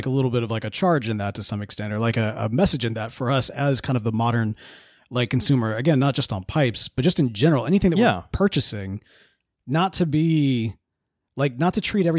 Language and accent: English; the South, United States; I mean, we're from the South.